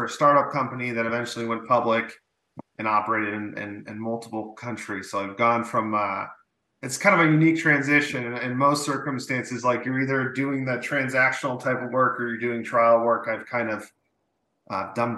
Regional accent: Massachusetts, United States; moved away as an adult; also born or lived in Sacramento, California; now in California, United States; actually born and raised in Massachusetts, went to UMass Amherst for undergrad, and then kind of on a whim came out to California

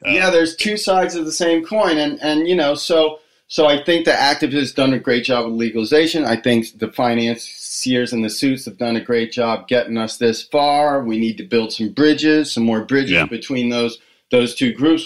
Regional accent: Washington, District of Columbia, United States; when I was growing up in the Washington, D.C. area

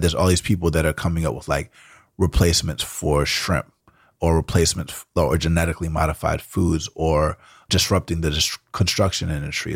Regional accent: Atlanta, Georgia, United States; first language Spanish; English is a second language; moved away as an adult; now in San Francisco, United States; I grew up in Atlanta, which is a big music city

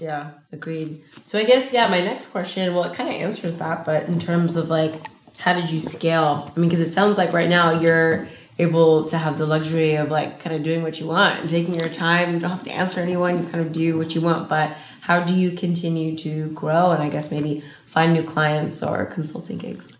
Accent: Los Angeles, California, United States; I'm from

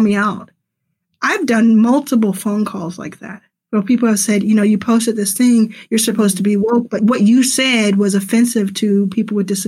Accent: Dallas, Texas, United States; moved away as an adult; also born or lived in Pearland, Texas; now in Los Angeles, United States; I grew up in Dallas

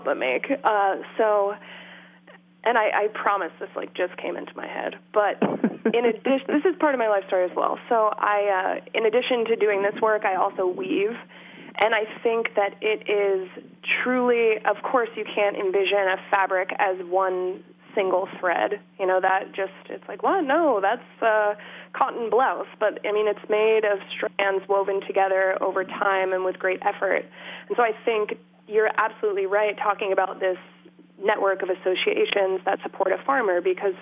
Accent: just outside of Portland, Maine, United States; now in Massachusetts, United States; I grew up in Maine. Just outside of Portland

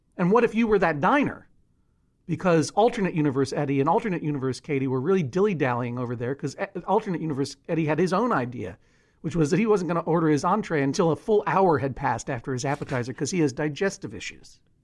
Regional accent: Boston, Massachusetts, United States; also born or lived in Brookline; when I was growing up in Brookline and Boston

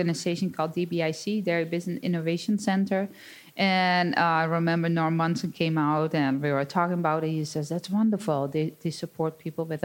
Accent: Netherlands; moved away as an adult; now in Wisconsin, United States; I'm born and raised on a 60-cow dairy farm in the Netherlands.

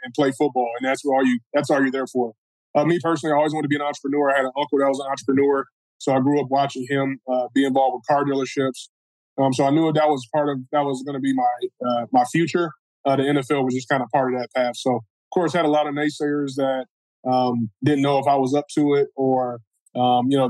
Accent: Cleveland, Ohio, United States; also born or lived in Seattle, Washington; now in Detroit, United States; born in Cleveland, Ohio

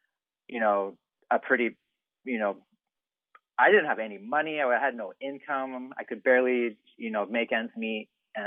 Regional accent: Vancouver, British Columbia, Canada; also born or lived in Whistler; I'm from Vancouver, I lived in Whistler for a long time and I'm Canadian

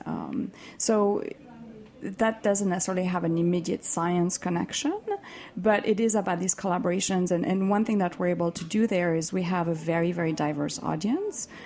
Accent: Switzerland; moved away; I am from Switzerland

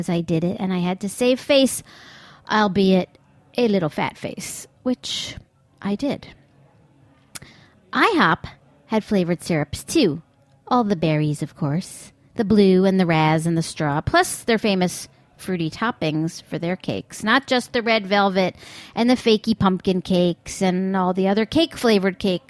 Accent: East Setauket, Long Island, New York, United States; my hometown of East Etowicoke, Long Island

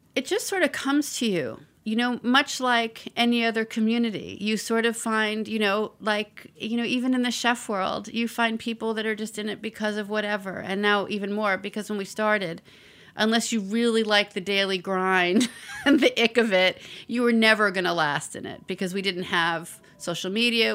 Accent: New York City, New York, United States; I grew up in the Bronx

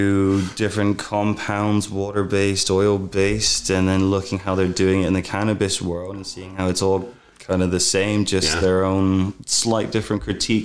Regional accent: England, United Kingdom; moved away as an adult; now in British Columbia, Canada; Growing up in England.

